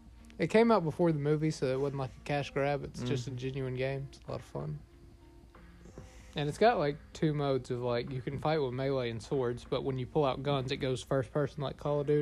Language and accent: English; Alabama, United States; moved away; Just because we're from Bama does not mean that's where we're currently